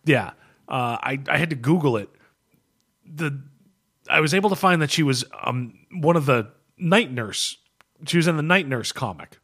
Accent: United States; I'm an American

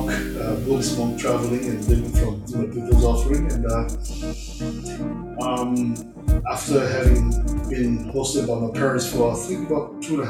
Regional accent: Bria, Haute-Kotto, Central African Republic; moved away as an adult; also born or lived in Bangui, Central African Republic; I was born in Bangui. It's actually the capital city of the Central African Republic, which is the name of the country, Central African Republic, in the heart of Africa. And I was raised in Bria

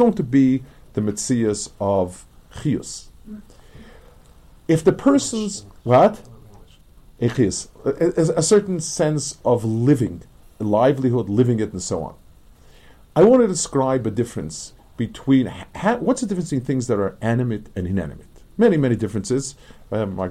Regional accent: New York City, New York, United States; moved away; I grew up on the Lower East Side

